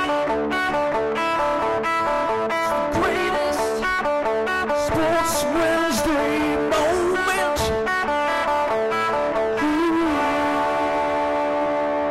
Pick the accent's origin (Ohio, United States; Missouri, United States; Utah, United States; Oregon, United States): Ohio, United States; Cleveland; I'm from Cleveland, and mm-hmm. so I have an accent, and so I often pronounce these circus peanuts, which is just how I grew up saying it.